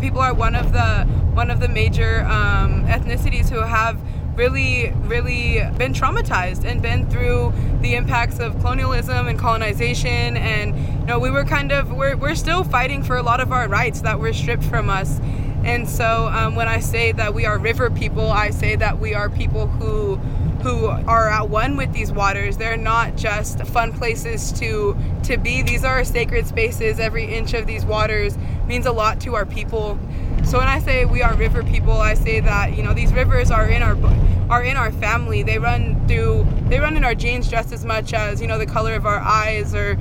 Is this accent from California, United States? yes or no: yes; Hoopa Valley Indian Reservation, California, United States; I lived on the river my whole life, grew up on the Hoopa Valley Indian Reservation.